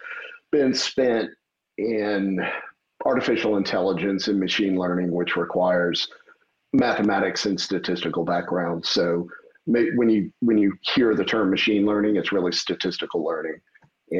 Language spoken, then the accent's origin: English; Metairie, Louisiana, United States; now in Austin, Texas, United States; I was born and raised in Metairie.